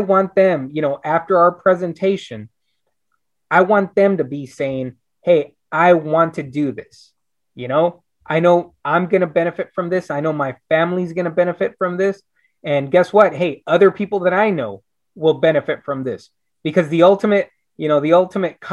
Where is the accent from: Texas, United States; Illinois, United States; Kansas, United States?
Texas, United States; Brownsville; now in Austin, United States; I'm originally from Brownsville, Texas. You know, it's the southernmost tip of Texas. I moved up here to Austin in 1996